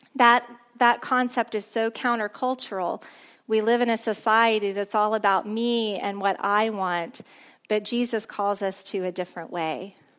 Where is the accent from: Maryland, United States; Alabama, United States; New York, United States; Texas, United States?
Texas, United States; a small town near Corpus Christi, South; I grew up in a really small town near Corpus Christi